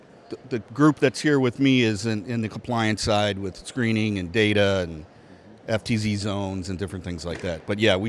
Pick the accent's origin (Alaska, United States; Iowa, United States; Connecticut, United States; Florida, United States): Iowa, United States; Des Moines; I am from Des Moines, Iowa.